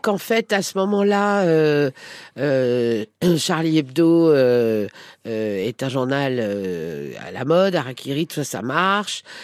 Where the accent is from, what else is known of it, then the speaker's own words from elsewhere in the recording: Paris, Île-de-France, France; j'habitais une, une, petite rue qui s'appelle la rue Agar, qui est entre la rue La Fontaine et la rue Gros